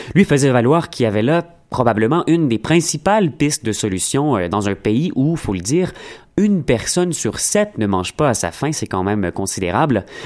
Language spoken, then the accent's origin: French; Montreal, Quebec, Canada; On est Montréalais